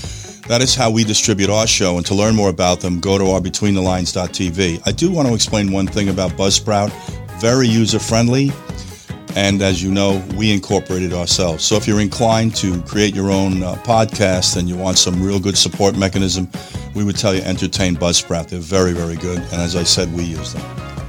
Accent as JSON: {"language": "English", "region": "New York", "country": "United States", "said": "In any case, we are very fortunate to be doing this in the state of Florida. I come from New York."}